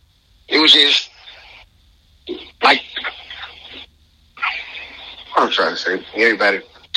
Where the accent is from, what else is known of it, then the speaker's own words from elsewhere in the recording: Birmingham, Alabama, United States; not the host. I'm from Birmingham, Alabama.